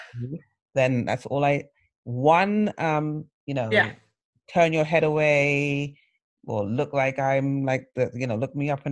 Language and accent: English; England, United Kingdom; now in United States; Growing up in England, I knew about the Brixton riots because my brothers were involved